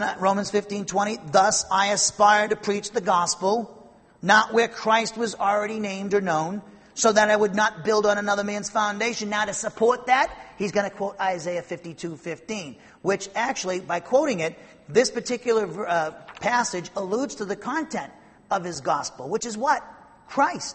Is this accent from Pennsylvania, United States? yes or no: no; Norwood, Massachusetts, United States; moved away; I come from Norwood, Massachusetts.